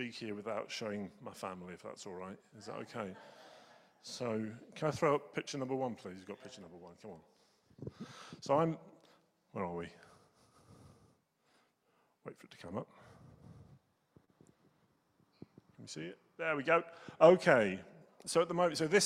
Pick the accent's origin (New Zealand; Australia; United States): New Zealand; I'm a Kiwi